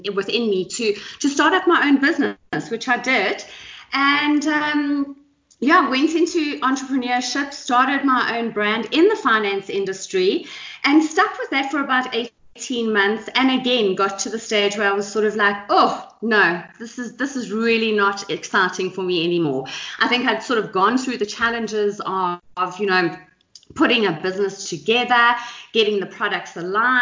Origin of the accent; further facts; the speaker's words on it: Johannesburg, Gauteng, South Africa; also born or lived in KwaZulu-Natal; I'm born and bred and very proudly South African. Jozi is my hometown, although I was born in KZN